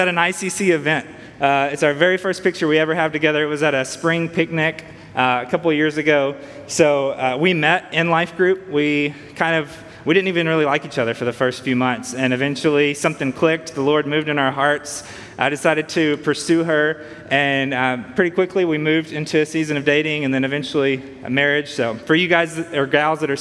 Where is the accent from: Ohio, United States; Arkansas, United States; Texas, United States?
Arkansas, United States; Earle; also born or lived in Jackson, Tennessee / Nashville, Tennessee; I grew up in Earl, Arkansas, which is about 30 miles from here on the Arkansas side